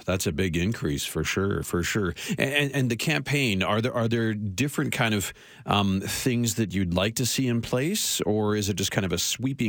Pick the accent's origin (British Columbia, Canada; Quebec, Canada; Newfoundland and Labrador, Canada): Newfoundland and Labrador, Canada; St. John's; now in Calgary, Canada; I'm from Newfoundland. I was born in St. John's.